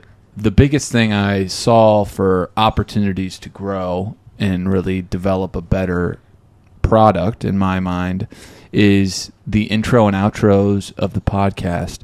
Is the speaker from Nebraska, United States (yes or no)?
yes; Omaha, Nebraska, United States; Born and raised in Omaha.